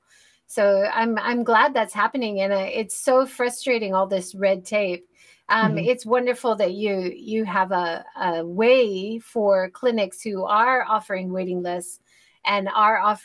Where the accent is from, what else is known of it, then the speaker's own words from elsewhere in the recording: United States; now in Japan; as an American